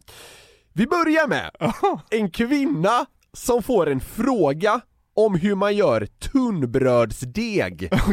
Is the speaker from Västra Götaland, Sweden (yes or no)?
yes; Gothenburg, Västra Götaland, Sweden; accent: Gothenburg dialect (göteborgska); jag pratar väldigt mycket göteborgska